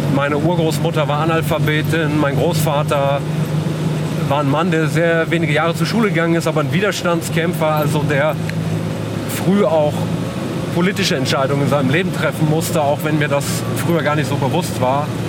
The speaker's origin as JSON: {"language": "German", "country": "Germany", "tie": "born or raised there", "also_born_or_lived": "Italy", "first_language": "Italian"}